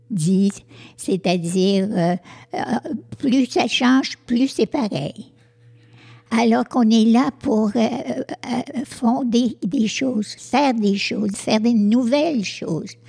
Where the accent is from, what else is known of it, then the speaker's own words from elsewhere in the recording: Montreal region, Quebec, Canada; also born or lived in Sherbrooke; je suis née à Sherbrooke mais euh, nous, avons euh, tout vécu euh, dans, la région de, Montréal.